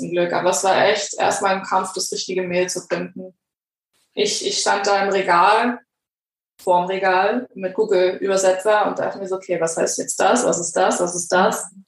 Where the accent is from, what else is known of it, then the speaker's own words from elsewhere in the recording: Greece; By the way, ich bin Griechin für die Hörer.